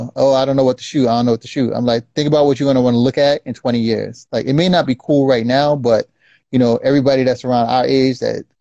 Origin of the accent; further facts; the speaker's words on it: Irvington, New Jersey, United States; we grew up in Irvington